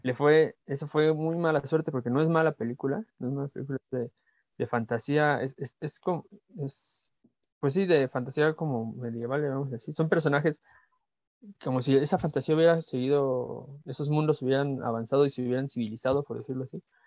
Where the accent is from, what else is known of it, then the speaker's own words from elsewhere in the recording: Mexico; a nosotros como mexicanos